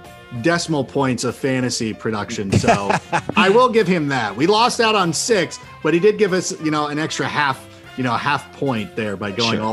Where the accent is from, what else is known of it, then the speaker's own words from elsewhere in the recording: Southern California, United States; I grew up predominantly out here in Southern California.